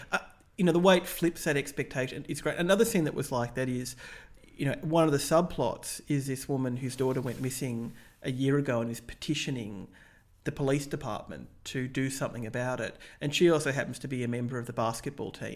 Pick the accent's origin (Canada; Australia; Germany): Australia; as an Australian